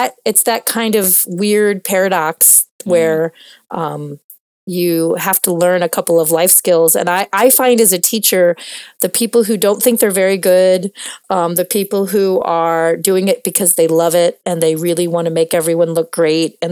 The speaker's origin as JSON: {"language": "English", "region": "Midwest", "country": "United States", "said": "I'm from the Midwest of America"}